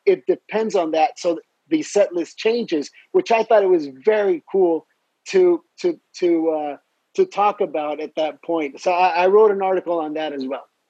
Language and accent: English; Mexico; also born or lived in Edinburgh, Scotland; I'm from Mexico